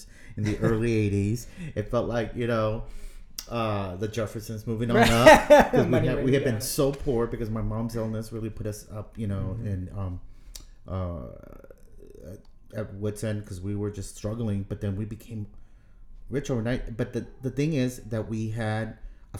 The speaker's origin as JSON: {"language": "English", "region": "South Texas", "country": "United States", "tie": "born or raised there", "said": "Growing up in South Texas, my mom, she decided to open a little store"}